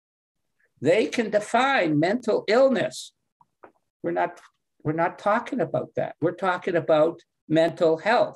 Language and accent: English; Canada; I'm from Canada